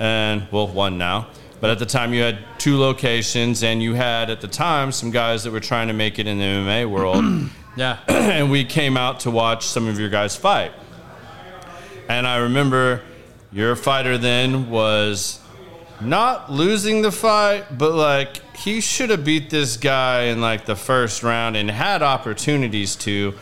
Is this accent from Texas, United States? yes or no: yes; Texas, United States; I grew up in in Texas